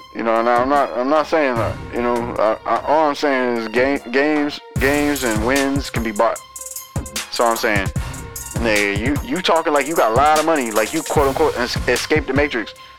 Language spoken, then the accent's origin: English; United States; as an American